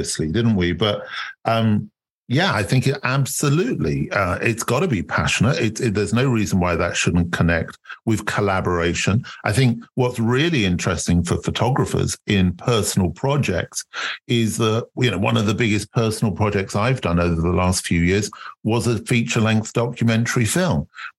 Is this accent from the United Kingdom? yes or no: yes; United Kingdom